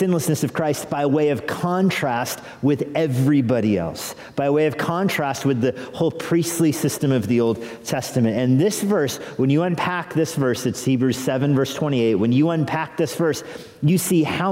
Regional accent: New Mexico, United States; now in Fairfax County, United States; I think of my own growing up in the United States and in New Mexico.

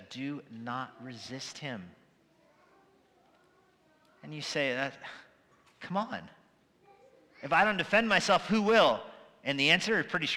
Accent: United States; As an American

